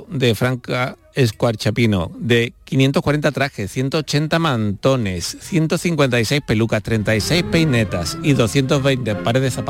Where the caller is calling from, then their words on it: San Fernando, Andalusia, Spain; Buenas tardes … de San Fernando.